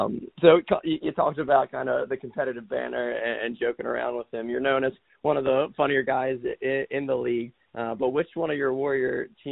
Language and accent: English; Philadelphia, Pennsylvania, United States; I'm from Philly, and I met him in middle school